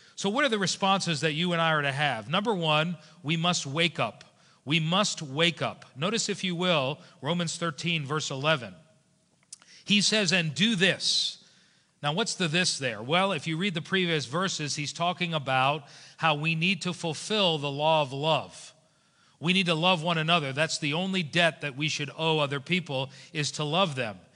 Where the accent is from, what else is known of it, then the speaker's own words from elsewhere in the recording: South Florida, United States; moved away as an adult; also born or lived in New Jersey; now in Lexington, United States; I grew up in South Florida